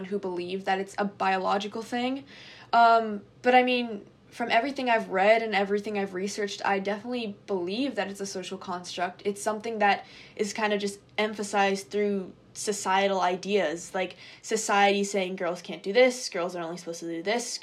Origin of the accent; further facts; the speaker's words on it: New York, United States; also born or lived in Japan; I moved to the US, and I've been living in New York State for basically my whole life.